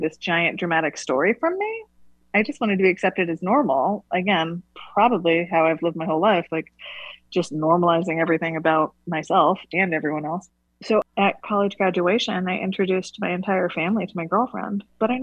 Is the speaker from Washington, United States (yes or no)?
no; Gualala, California, United States; I was born in Wallala, in the living room of the same house where my parents still live